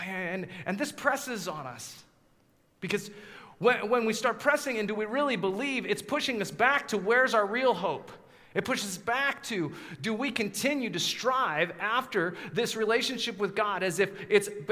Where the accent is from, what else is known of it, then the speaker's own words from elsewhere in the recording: Colorado, United States; moved away; 8-foot snowstorms growing up in Colorado